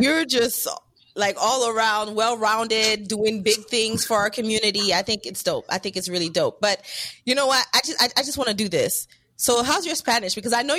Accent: Haiti; first language French; English is a second language; also born or lived in Miami; I also spoke French at my first language. Oh, we're Haitian.

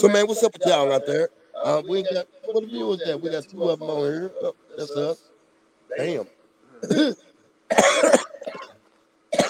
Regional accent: St. Louis, Missouri, United States; growing up in St. Louis

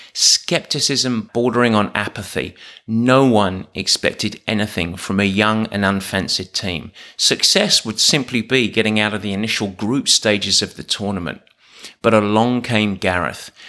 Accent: England, United Kingdom; I'm English.

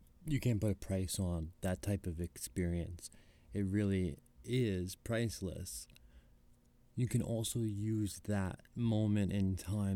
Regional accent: New York, United States; Growing up in New York, I went to the Comedy Cellar

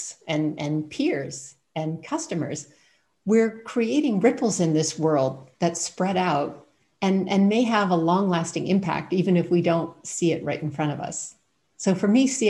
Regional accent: Canada; moved away as an adult; also born or lived in United States / England / Thailand / Ireland; now in Germany; I'm originally from Canada and ended up moving to the United States for my master's degree

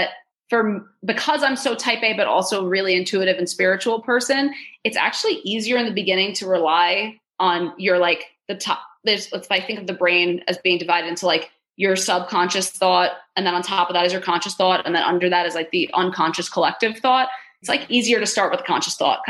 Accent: New York, United States; I'm a Jew from New York

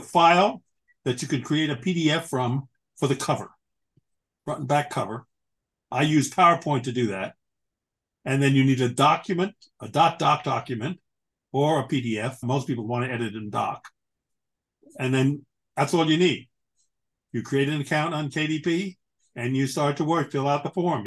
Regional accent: Long Island, New York, United States; moved away as an adult; also born or lived in Greensboro, North Carolina; now in Carlisle, United States; I grew up in Long Island

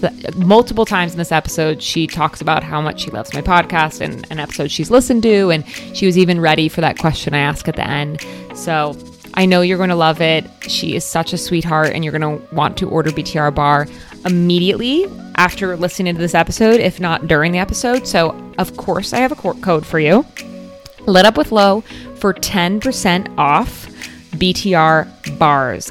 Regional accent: Florida, United States; growing up in Florida

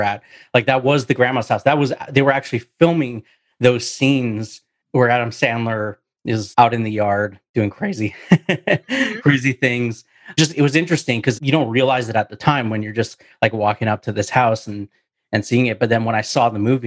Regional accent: Vancouver, British Columbia, Canada; I'm from Vancouver, Canada.

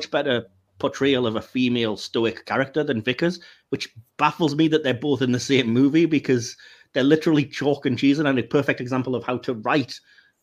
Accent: England, United Kingdom; I am English

